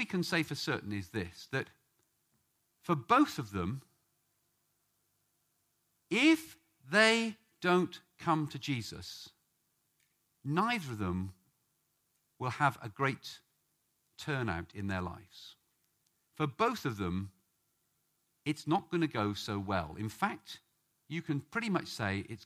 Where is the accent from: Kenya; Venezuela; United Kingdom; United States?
United Kingdom; England; we English